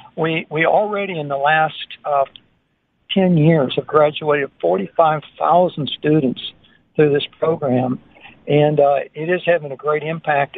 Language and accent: English; United States; now in Botswana; my home country of America